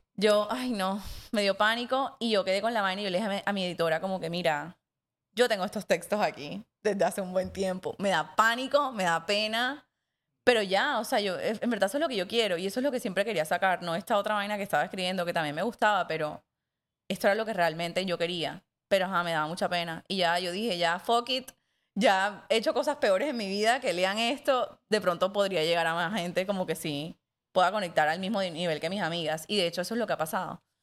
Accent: Montería, Córdoba, Colombia; la gente con la que crecí en Montería

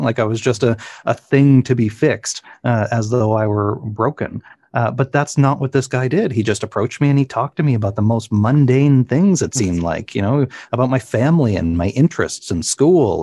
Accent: Cape Breton, Nova Scotia, Canada; moved away; my hometown in uh, Cape Breton, Nova Scotia

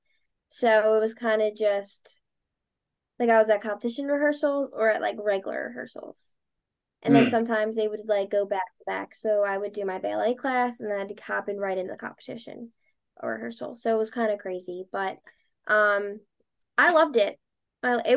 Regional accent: Delaware County, Pennsylvania, United States; also born or lived in Drexel Hill, Pennsylvania / Springfield, Pennsylvania; I grew up born and raised in Delco

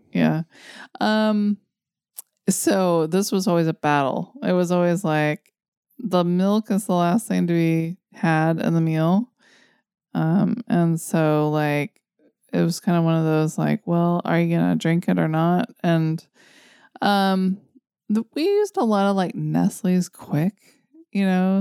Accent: United States; as an American

